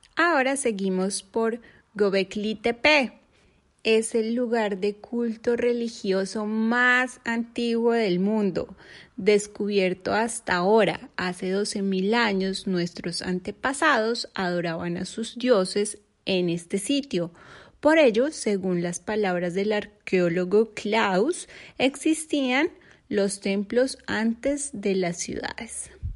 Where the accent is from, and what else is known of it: Colombia; moved away as an adult; now in Turkey